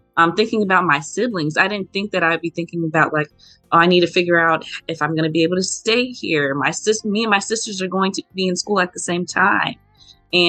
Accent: Memphis, Tennessee, United States; moved away as an adult; now in Norfolk, United States; I'm from Memphis, Tennessee, and I currently attend the Norfolk State University in Norfolk, Virginia

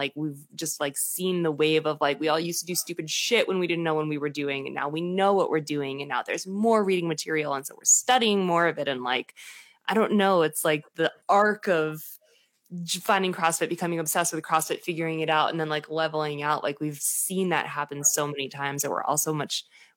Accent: Boston, Massachusetts, United States; also born or lived in Bangor, Maine; now in Rhode Island, United States; I'm from Boston, so everything tiny feels like a town.

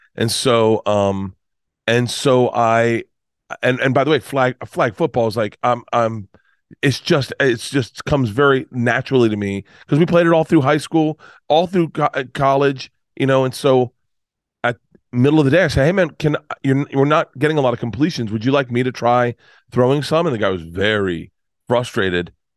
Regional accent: Tampa, Florida, United States; moved away; I grew up in Tampa.

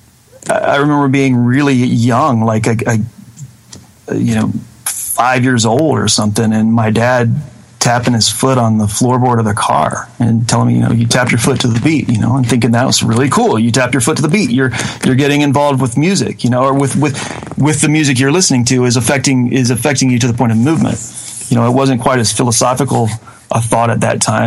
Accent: Mississippi, United States; moved away as an adult; now in Murfreesboro, United States; I was born and raised in North Mississippi, about 45 minutes south of Memphis, on I-55, and ended up moving to Murfreesboro, Tennessee, which is right outside of Nashville, after I left high school

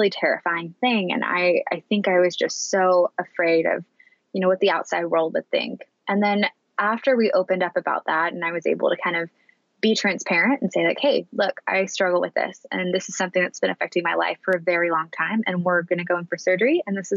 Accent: Annapolis, Maryland, United States; now in San Francisco, United States; my hometown of Annapolis

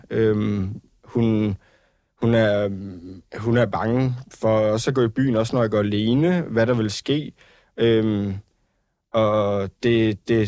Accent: Ballerup, Capital Region of Denmark, Denmark; jeg var ude og drikke nogle øl med nogle venner, øh, og også min kæreste i min hjemby, Ballerup, hvor man tænker, at det er en hjemby

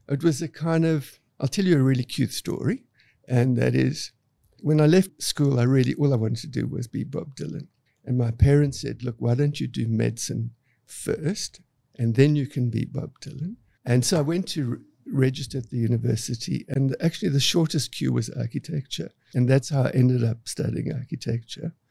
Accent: Cape Town, Western Cape, South Africa; I grew up in Cape Town, South Africa

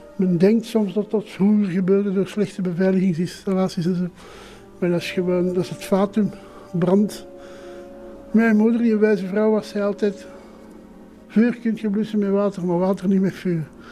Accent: Flanders, Belgium; also born or lived in Brussels; in een elite school in Brussel als Vlaming

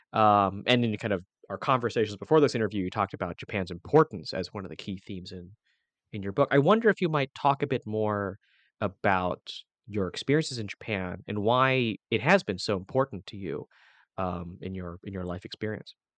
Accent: Hong Kong; i'm from hong kong

